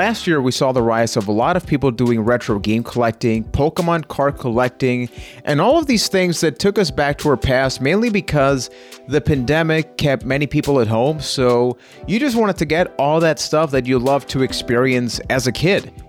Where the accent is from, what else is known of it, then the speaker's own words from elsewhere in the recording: Puerto Rico; I am from Puerto Rico.